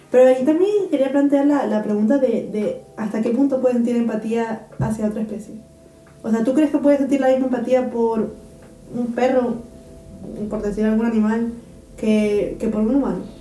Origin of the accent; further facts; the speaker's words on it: Gran Canaria, Canary Islands, Spain; moved away as an adult; now in Karlsruhe, Germany; nací en Gran Canaria